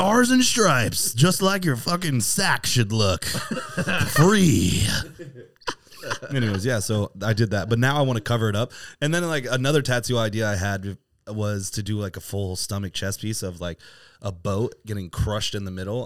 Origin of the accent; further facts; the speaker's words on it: Virginia, United States; now in San Diego, United States; I'm from Virginia